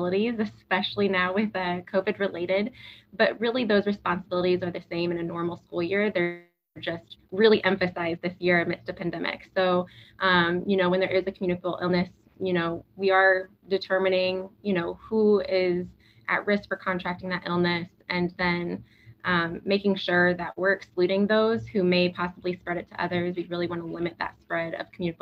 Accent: Galesburg, Illinois, United States; also born or lived in Texas; I was born and raised in Galesburg.

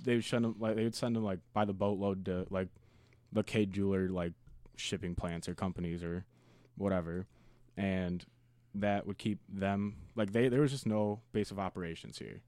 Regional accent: United States; as an American

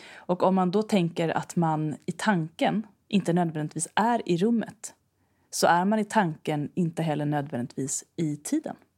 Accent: Stockholm archipelago, Stockholm County, Sweden; jag är uppvuxen i Stockholms skärgård

